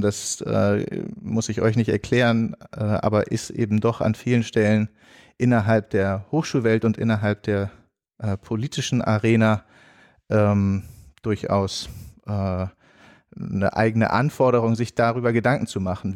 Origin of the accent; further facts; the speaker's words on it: Germany; moved away as an adult; also born or lived in Mostar / Catalonia; als Deutscher